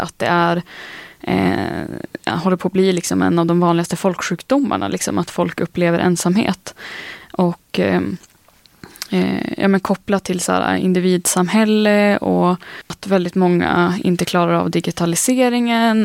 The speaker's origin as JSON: {"language": "Swedish", "region": "northern Sweden", "country": "Sweden", "said": "jag är från norra Sverige"}